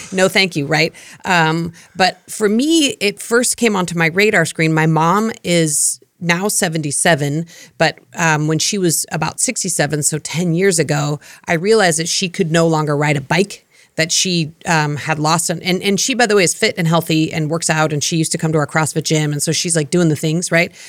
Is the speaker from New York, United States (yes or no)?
no; Colorado, United States; moved away; I grew up in Colorado in a snowy climate